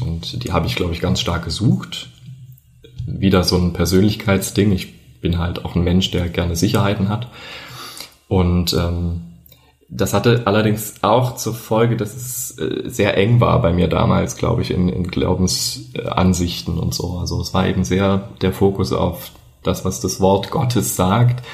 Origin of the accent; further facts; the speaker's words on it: a village in the southern Harz, Thuringia, Germany; ich bin auf einem Dorf aufgewachsen im Südharz in Thüringen